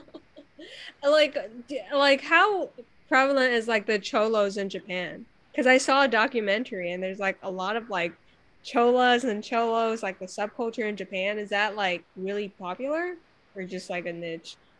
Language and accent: English; China; now in United States; I grew up in China in like the 90s